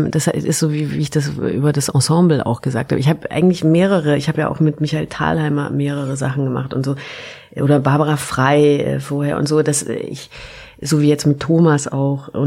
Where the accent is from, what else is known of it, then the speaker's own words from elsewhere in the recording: Baden-Württemberg, Germany; now in Berlin, Germany; Ich komme ja auch aus Württemberg.